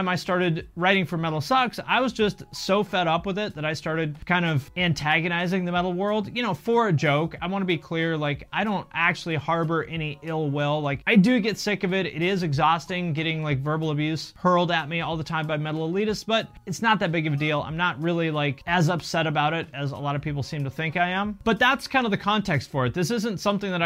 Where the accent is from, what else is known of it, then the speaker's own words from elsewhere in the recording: Seattle, Washington, United States; I grew up on the West Coast in the Seattle